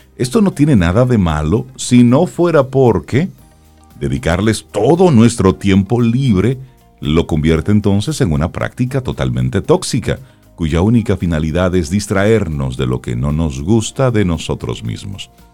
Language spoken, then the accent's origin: Spanish; Dominican Republic; nos llamamos dominicanos